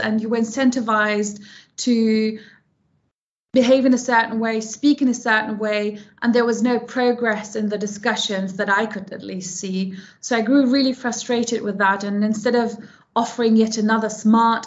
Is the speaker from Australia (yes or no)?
no; Hamburg, Germany; moved away as an adult; also born or lived in London; I was born and raised in Germany, in Hamburg, in the north of Germany